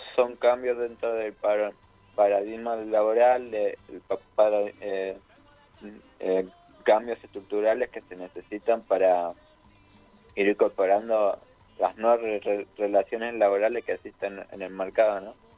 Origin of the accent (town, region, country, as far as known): Argentina